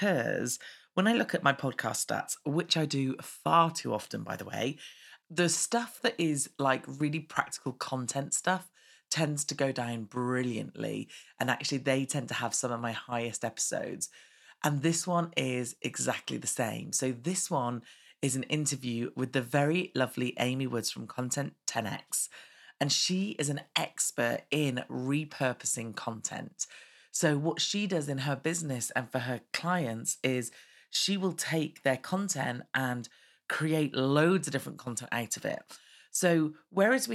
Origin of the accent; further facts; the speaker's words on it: United Kingdom; we're British